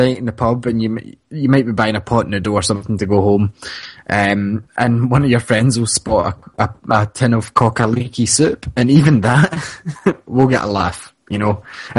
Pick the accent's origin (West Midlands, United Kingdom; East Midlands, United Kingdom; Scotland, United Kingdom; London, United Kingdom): Scotland, United Kingdom; Like, I'm a minority because I'm Scottish.